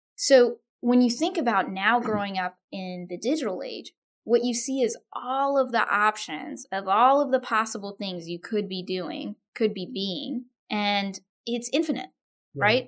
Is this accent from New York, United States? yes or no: no; Austin, Texas, United States; My parents are from India. I grew up in Austin, Texas.